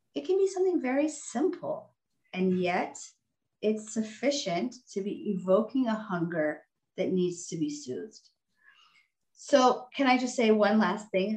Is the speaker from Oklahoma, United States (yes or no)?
no; Texas, United States; also born or lived in California; looked like an immigrant, had immigrant parents, was living in Texas